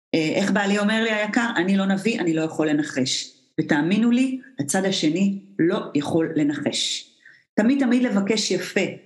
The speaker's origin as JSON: {"language": "Hebrew", "country": "Israel", "said": "אנחנו ישראלים"}